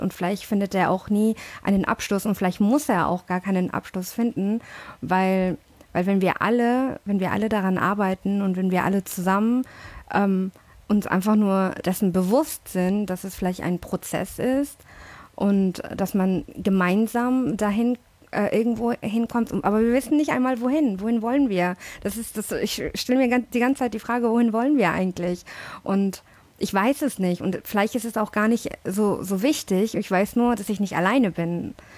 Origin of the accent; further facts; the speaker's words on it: Hamburg, Germany; also born or lived in London; aus Hamburg. Nee, aber wirklich, nee, ich bin dann aber, äh, ich bin aber in London geboren